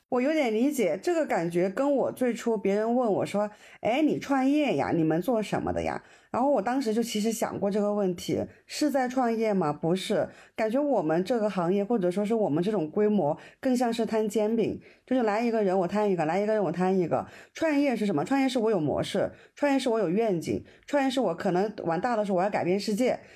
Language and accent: Chinese; Hunan, China; 我们湖南女生，我们湖南人